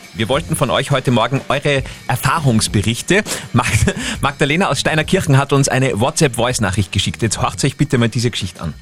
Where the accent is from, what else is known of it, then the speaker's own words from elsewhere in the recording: Upper Austria, Austria; bei uns in Oberösterreich